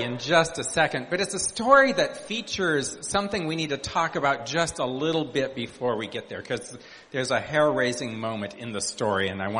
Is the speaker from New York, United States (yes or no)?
no; Montana, United States; I grew up in Montana, which is pretty arid